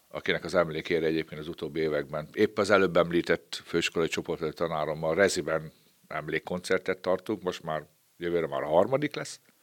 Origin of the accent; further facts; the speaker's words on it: Babót, Győr-Moson-Sopron, Hungary; also born or lived in Petőháza; én ebben a kis falucskában, egy Győrsopra megyék kis falucskában, ott a Rába közben, gyerekeskedtem, négy éves koromban kerültem oda